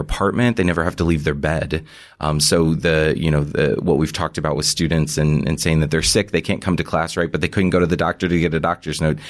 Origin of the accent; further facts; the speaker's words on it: Missouri, United States; moved away as an adult; also born or lived in Kansas; now in New York, United States; am originally from Missouri